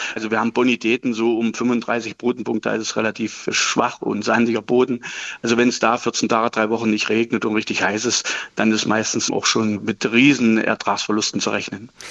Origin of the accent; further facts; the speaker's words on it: Saxony-Anhalt, Germany; also born or lived in Löberitz; hier bei uns in Sachsen-Anhalt